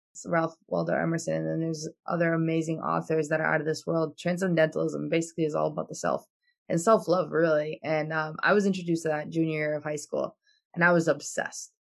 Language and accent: English; Albania; now in United States; I come from Albania